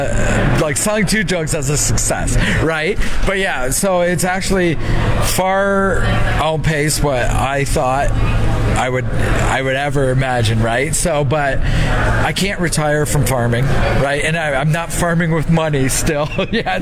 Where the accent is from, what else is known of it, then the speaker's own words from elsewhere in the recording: Southern Ontario, Canada; I'm from Southern Ontario, so it's a lot more smaller farms sizes